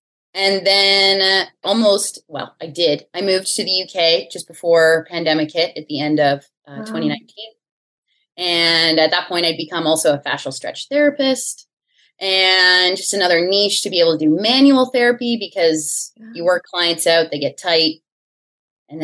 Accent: Ontario, Canada; moved away; also born or lived in Winnipeg / Toronto; I'm originally from Ontario, Canada

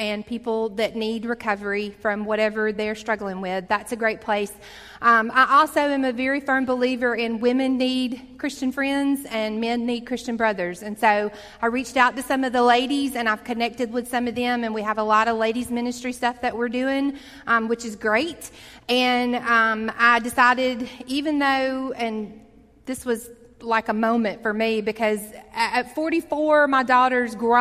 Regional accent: Montgomery, Alabama, United States; When I grew up here in Montgomery from the time I was in the ninth grade

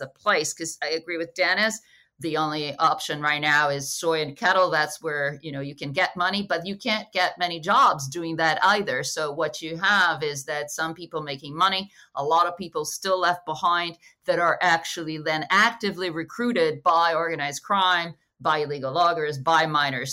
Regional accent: Rio de Janeiro, Brazil; I am Brazilian, but I'm from Rio

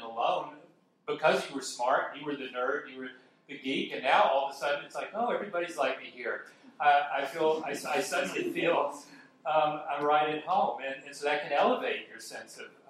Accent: Dallas, Texas, United States; I'm originally born and raised in Dallas, Texas, so I could say I'm a Texan.

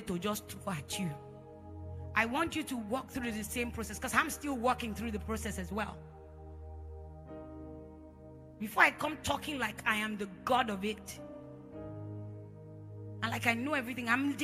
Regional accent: Edo, Nigeria; I'm from Edo State. Just in case you know, we speak Pidgin like there's no tomorrow. In my house, we don't speak English

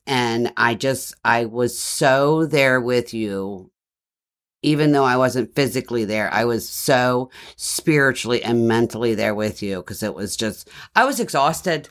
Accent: Baltimore, Maryland, United States; accent: Baltimore with a twang; I'm from Baltimore

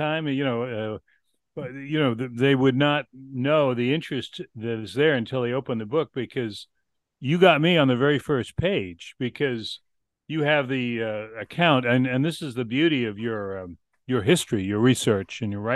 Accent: Boston, Massachusetts, United States; now in Peoria, United States; I was a city kid. I grew up in Boston.

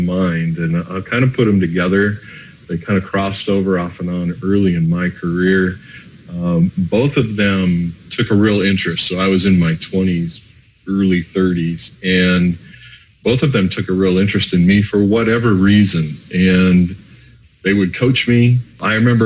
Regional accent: a northern suburb of Minneapolis, Minnesota, United States; I'm Minnesota born and raised, a northern suburb of Minneapolis.

